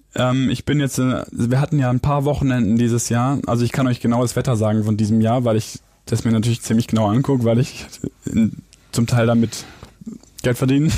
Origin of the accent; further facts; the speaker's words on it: Biberach, Baden-Württemberg, Germany; now in Hamburg, Germany; Ich bin ja Schwabe